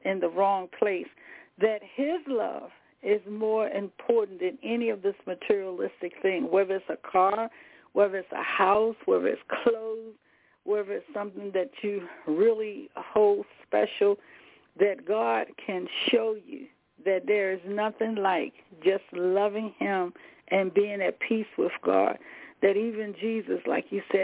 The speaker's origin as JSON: {"language": "English", "region": "the South", "country": "United States", "said": "I'm from the South. I'm old country girl"}